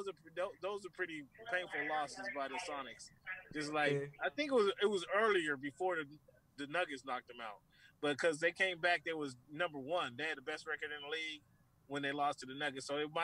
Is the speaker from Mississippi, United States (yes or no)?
no; Seattle, Washington, United States; I'm from Seattle